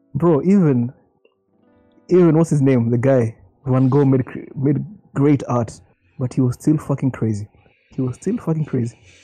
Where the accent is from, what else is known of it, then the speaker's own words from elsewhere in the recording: Nairobi, Kenya; my neighbors growing up in Karen